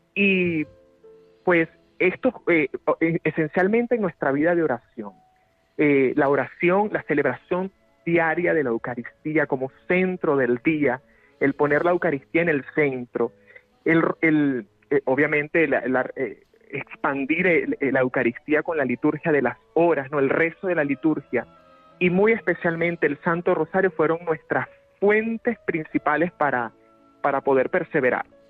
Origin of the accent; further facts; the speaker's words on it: Venezuela; moved away as an adult; now in Madrid, Spain; los pobres, los empobrecidos en mi país han sido mis maestros